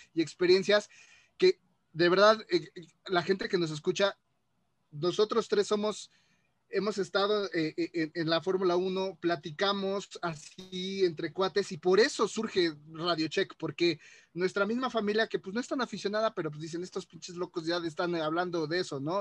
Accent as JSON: {"language": "Spanish", "country": "Mexico", "said": "soy mexicano"}